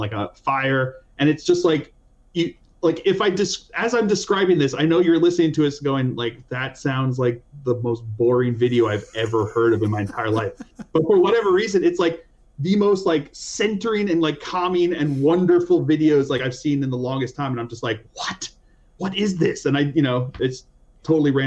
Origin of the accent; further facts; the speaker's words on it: Canada; That's about as Canadian as it gets